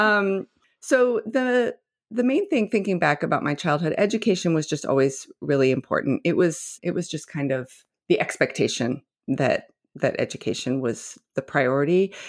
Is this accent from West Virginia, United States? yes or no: yes; West Virginia, United States; moved away; also born or lived in Nebraska; I grew up in West Virginia and Nebraska